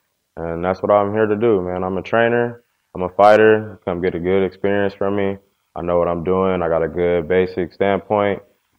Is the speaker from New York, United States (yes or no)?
no; Inglewood, California, United States